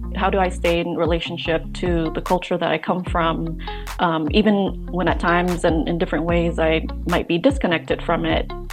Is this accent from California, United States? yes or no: yes; Oakland, California, United States; also born or lived in Vietnam; I grew up in Oakland